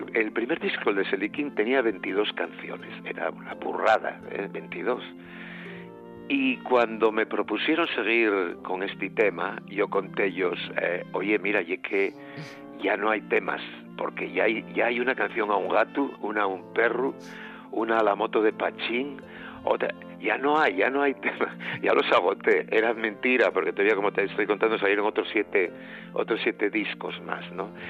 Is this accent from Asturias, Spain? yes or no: yes; Siero, Asturias, Spain